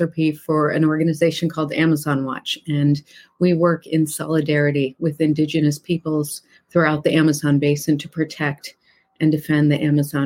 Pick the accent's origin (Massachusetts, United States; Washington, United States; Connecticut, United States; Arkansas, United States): Massachusetts, United States; this tiny little mill town that I grew up in Massachusetts